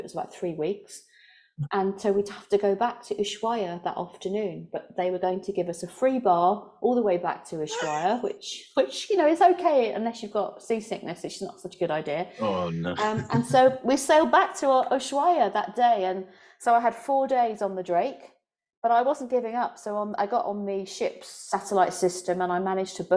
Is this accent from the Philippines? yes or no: no; London, United Kingdom; I guess I'm from London. I'm from London